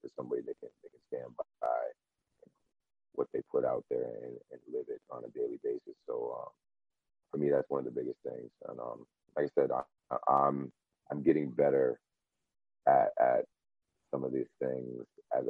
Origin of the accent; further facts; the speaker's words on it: Connecticut, United States; also born or lived in California; So I was born in California. I want to say I was seven years old. We moved to Connecticut